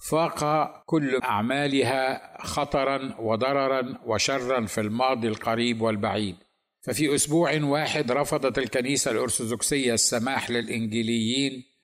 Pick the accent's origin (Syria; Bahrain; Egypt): Egypt; ثم بعدها فانا مصري ثانيا